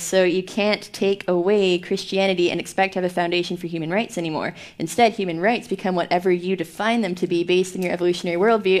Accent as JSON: {"language": "English", "country": "Canada", "said": "as a Canadian."}